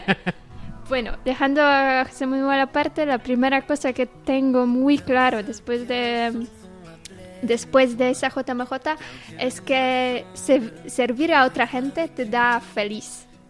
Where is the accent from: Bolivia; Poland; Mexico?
Poland; Toruń, Kuyavian-Pomeranian Voivodeship; Spanish is a second language; moved away as an adult; now in Murcia, Spain; soy de Polonia, soy de Torun. Eh, ahora mismo estoy viviendo aquí, en España, en Murcia